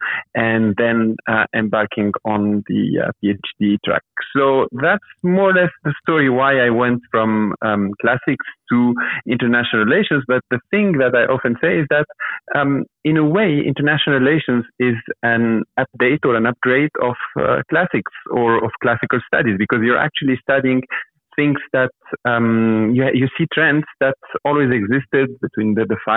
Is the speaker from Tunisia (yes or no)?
yes; Tunisia; I grew up in Tunisia, which has a lot of archaeological sites.